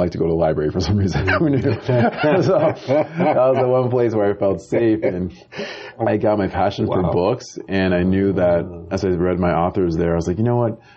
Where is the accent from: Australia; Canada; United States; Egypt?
United States; Amherst, Massachusetts; now in Los Angeles, United States; I grew up in a small town in Western Massachusetts called Amherst, Massachusetts.